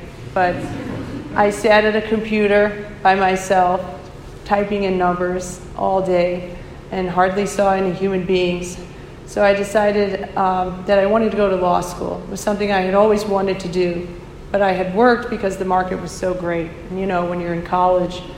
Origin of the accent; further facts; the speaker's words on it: St. Louis, Missouri, United States; moved away as an adult; now in Chicago, United States; I'm from St. Louis, Missouri. That's where I was born.